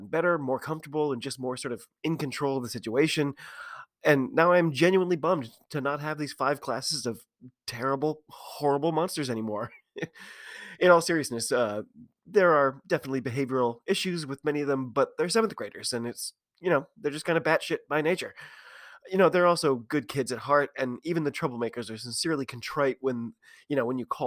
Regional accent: United States; I'm an American rugby fan who follows the game wherever I can find it all over the globe

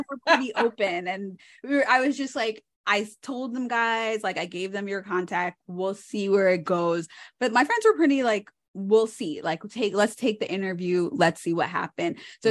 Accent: New York, United States; I'm a New Yorker

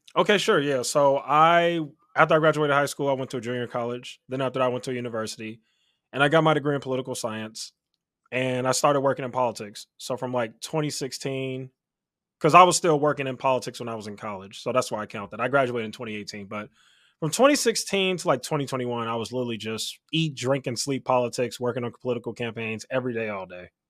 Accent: Chicago, Illinois, United States; Chicago. Born and raised in Chicago

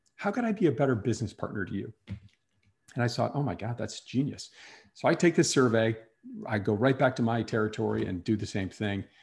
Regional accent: Wisconsin, United States; moved away as an adult; also born or lived in New York City; I grew up in Wisconsin, moved to New York City

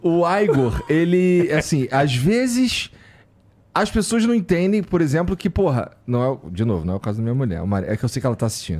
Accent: Rio de Janeiro, Brazil; Morei no, no Rocha, que é na zona norte do Rio

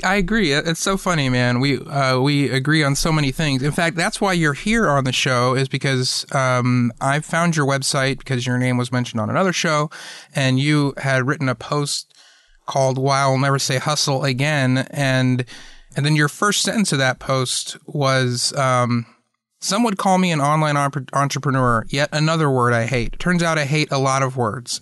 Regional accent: Atlanta, Georgia, United States; I grew up in Atlanta.

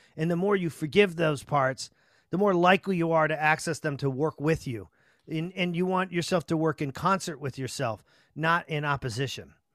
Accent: Chelsea, Massachusetts, United States; I grew up in Chelsea, which was, you know, a shithole

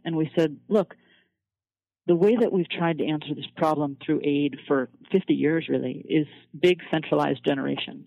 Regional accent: Fairbanks, Alaska, United States; also born or lived in Colorado; now in Washington, D.C., United States; I'm from Fairbanks, Alaska, and um, that's a pretty rural frontier town, and that's probably the, the place that's closest to my heart

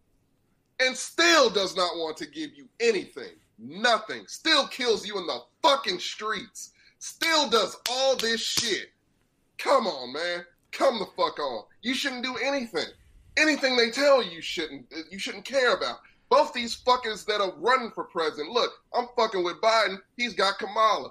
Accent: LaGrange, United States; I'm from LaGrange

